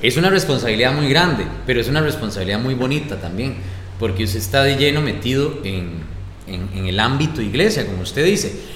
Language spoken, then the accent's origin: Spanish; Grecia, Alajuela, Costa Rica; soy del barrio latino aquí en Grecia, de barrio latino